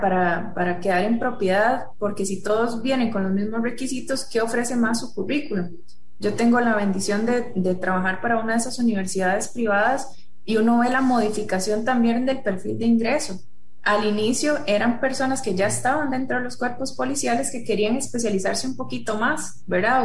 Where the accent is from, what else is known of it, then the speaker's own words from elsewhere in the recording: Costa Rica; nosotros como sociedad costarricense